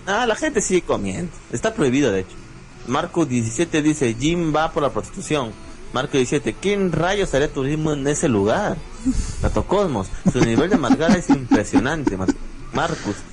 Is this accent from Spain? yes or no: no; Peru; mi papá de acá, mi mamá del norte. Más soy costeño que cholo